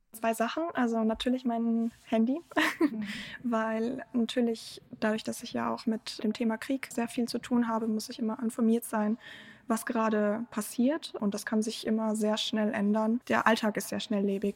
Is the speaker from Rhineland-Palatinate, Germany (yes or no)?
no; Bavaria, Germany; first language German; also born or lived in Ukraine; ich bin in Bayern in der Provinz groß geworden